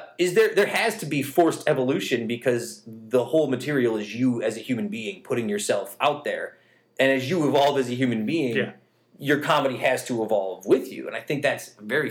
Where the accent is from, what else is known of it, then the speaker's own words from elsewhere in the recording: New York, United States; I forget sometimes that we're from New York State.